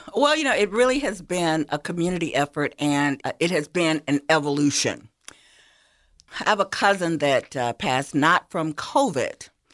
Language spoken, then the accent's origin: English; Sparta, Georgia, United States; I'm from Hancock County